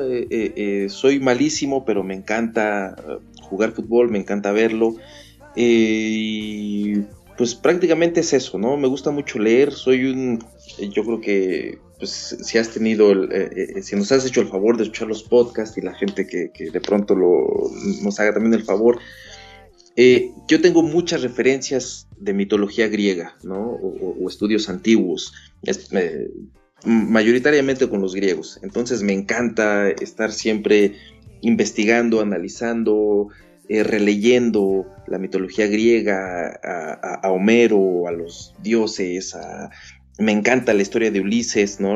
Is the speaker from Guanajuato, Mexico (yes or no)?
no; Mexico City, Mexico; moved away as an adult; also born or lived in Querétaro, Mexico; now in Canada; no estoy en mi ciudad natal, que es la Ciudad de México